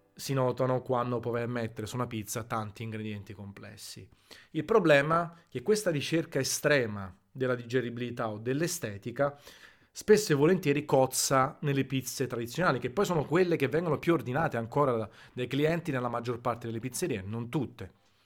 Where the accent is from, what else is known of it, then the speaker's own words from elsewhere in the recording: Naples, Campania, Italy; da napoletano verace, nato a Napoli col Vesuvio tatuato sul, sul bicipite destro